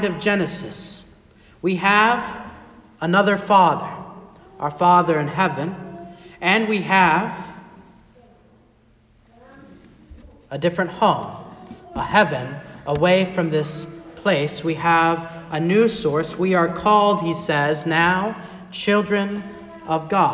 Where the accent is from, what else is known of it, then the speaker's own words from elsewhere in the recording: Arkansas, United States; moved away as an adult; also born or lived in Chicago, Illinois / Fort Wayne, Indiana / Pennsylvania; I grew up in Arkansas